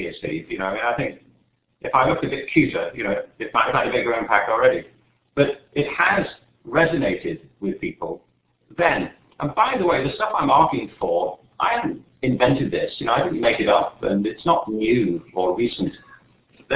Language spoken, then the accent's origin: English; England, United Kingdom; I was growing up in England, you know, in the 50s and 60s